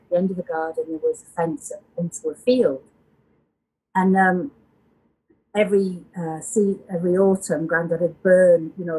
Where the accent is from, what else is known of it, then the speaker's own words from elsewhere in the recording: Yorkshire and the Humber, United Kingdom; accent: hybrid; moved away as an adult; also born or lived in Wiltshire / Scotland; now in Sedona, United States; I was born down in Wiltshire in the south of England. And then I moved to Yorkshire as a child and grew up and was a young adult in Yorkshire as well. So I have kind of a link to both places. And we had family in Yorkshire as well.